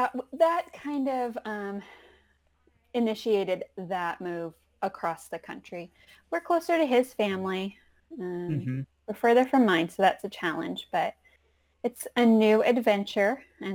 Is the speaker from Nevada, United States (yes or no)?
yes; Las Vegas, Nevada, United States; I grew up in Las Vegas.